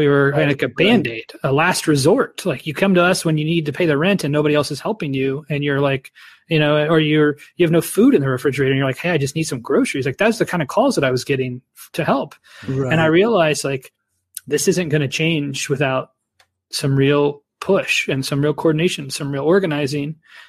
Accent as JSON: {"language": "English", "town": "Dayton", "region": "Ohio", "country": "United States", "tie": "born or raised there", "said": "So I grew up in Dayton, Ohio in the U.S."}